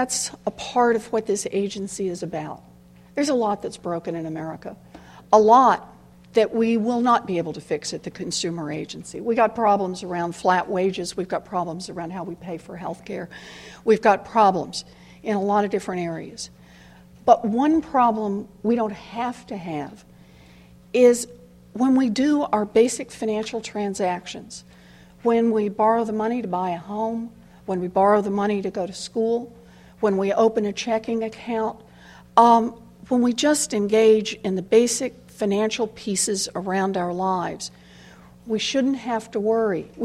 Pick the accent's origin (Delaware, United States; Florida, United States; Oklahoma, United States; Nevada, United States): Oklahoma, United States; moved away as an adult; also born or lived in Houston, Texas; I grew up, not in Maryland, I grew up out in Oklahoma.